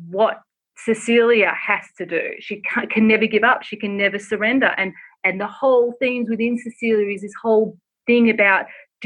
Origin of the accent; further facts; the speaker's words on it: Australia; now in Los Angeles, United States; I'm originally from Australia, if people can't tell from my accent, and I live in Los Angeles